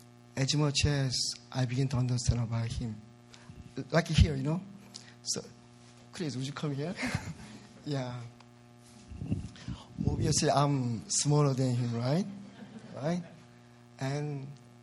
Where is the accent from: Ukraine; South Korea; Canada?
South Korea; English is a second language; moved away as an adult; now in United States; I'm originally from South Korea